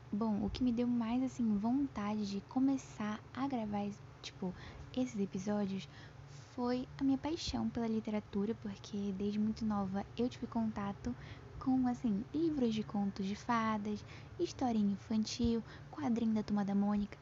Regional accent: Pará, Brazil; eu tenho 14 anos, sou paraense

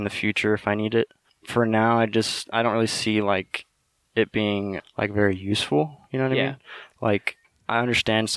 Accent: Napa, California, United States; I grew up in Napa my whole life.

